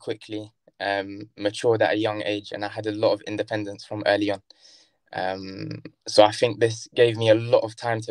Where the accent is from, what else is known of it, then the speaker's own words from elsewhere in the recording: Brighton, South East England, United Kingdom; also born or lived in Kilburn, London; I was born in Kilburn, Northwest London. And then shortly afterwards, we moved to Brighton.